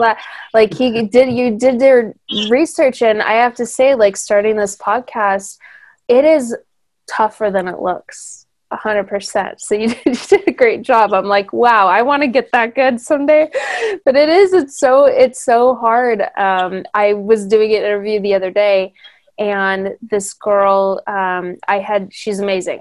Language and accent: English; Hemet, California, United States; I grew up in Hemet.